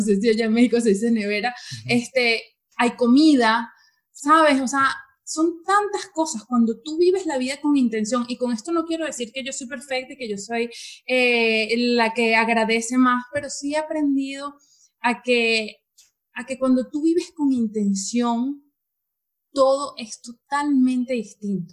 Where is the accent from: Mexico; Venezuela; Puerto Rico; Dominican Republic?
Venezuela; moved away as an adult; yo soy venezolana